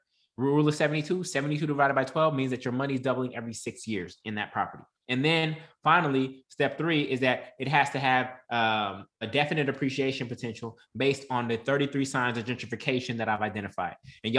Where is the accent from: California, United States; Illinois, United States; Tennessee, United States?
California, United States; Oakland; Then you invest where you're from. I'm from Oakland, so I bought in Oakland.